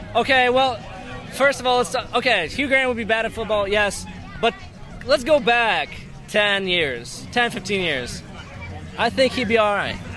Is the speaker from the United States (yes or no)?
no; Poland; moved away; I was back in Poland and uh, I was born in Poland